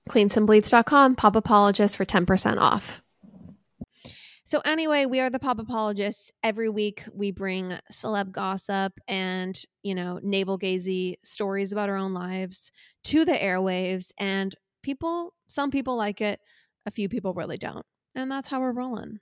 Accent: Laguna Niguel, California, United States; Chandler and I were raised in Orange County, California

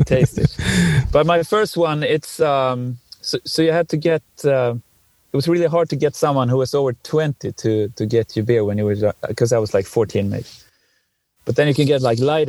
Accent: Dalarna County, Sweden; moved away; where I come from in the region of Dalarna in Sweden

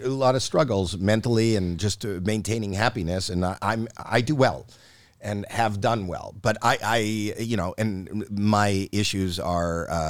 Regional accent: Canada; Not in Canada. I'm Canadian.

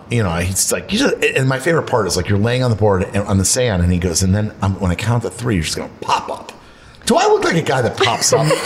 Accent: Florida, United States; moved away; I grew up in Florida where the water is 83 degrees

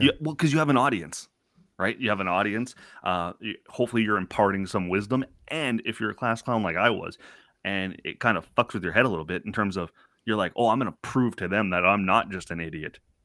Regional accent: Toronto, Ontario, Canada; growing up in Scarborough

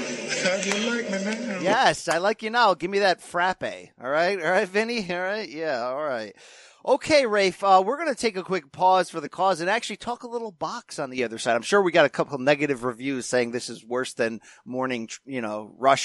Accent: Connecticut, United States; Vin Baker from my home state.

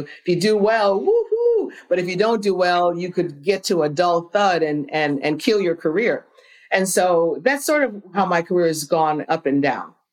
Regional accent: Phoenix, Illinois, United States; I was born and raised in a small town right south of Chicago. It's called Phoenix, Illinois.

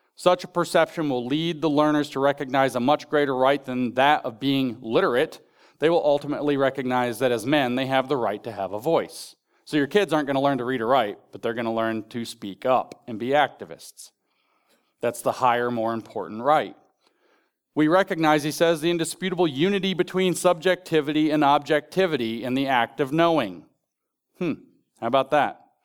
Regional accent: Appalachia, United States; I'm from Appalachia.

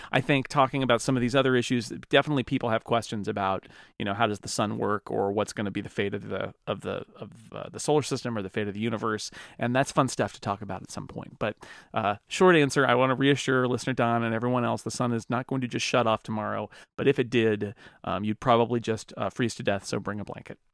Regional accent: United States; I'm American

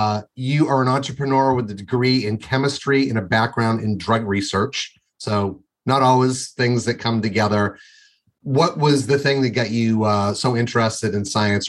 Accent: Windham, Maine, United States; I'm from Windham, Maine originally.

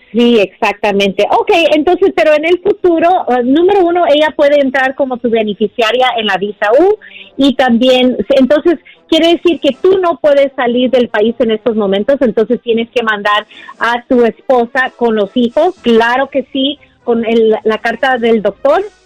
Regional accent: Guatemala; moved away; yo soy guatemalteco, mi esposa es mexicana

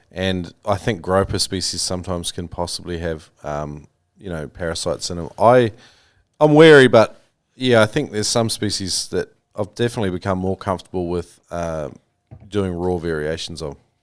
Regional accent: New Zealand; I grew up with in New Zealand

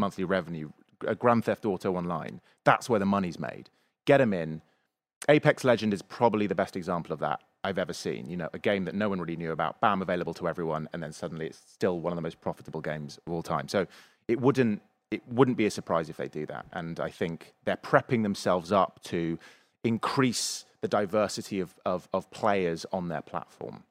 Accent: England, United Kingdom; I'm English.

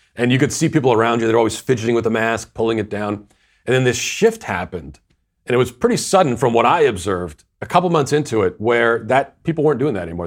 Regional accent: Virginia, United States; also born or lived in Tennessee; my home state of Virginia

